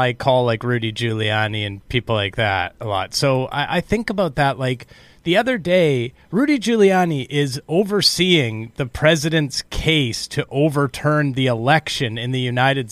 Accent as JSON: {"language": "English", "country": "Canada", "said": "I'm just a Canadian"}